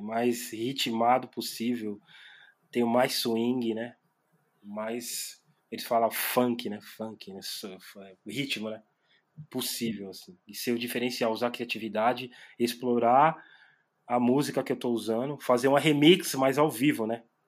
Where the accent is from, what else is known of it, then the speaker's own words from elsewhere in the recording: São Paulo, Brazil; sou da Zona Leste de São Paulo